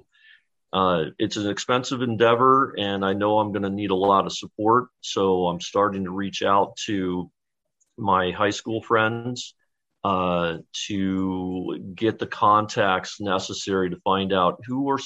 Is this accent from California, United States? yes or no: no; Dayton, Ohio, United States; moved away as an adult; also born or lived in New York / New Haven, Connecticut; now in Chicago, United States; My wife and I are actually going to move back to my hometown of Dayton, Ohio